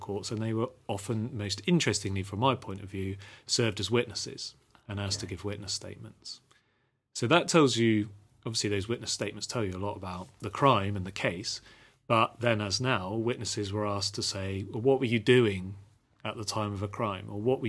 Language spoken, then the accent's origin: English; Portishead, South West England, United Kingdom; now in Devon, United Kingdom; But I've lived in the West Country for most of my life, growing up in Portishead, and now living in having lived in Devon for the last 10 years.